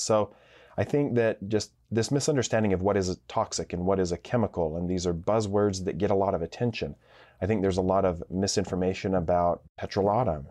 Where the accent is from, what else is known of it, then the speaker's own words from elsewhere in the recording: Idaho, United States; growing up in Idaho, Boise is the biggest town in the state